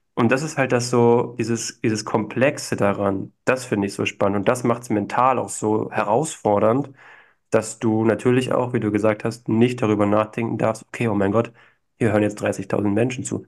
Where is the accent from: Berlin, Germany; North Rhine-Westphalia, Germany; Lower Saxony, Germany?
Berlin, Germany; moved away; also born or lived in Vienna; Ich bin zwar in Berlin geboren, bin jetzt auch wieder in Berlin, aber habe in Wien gelebt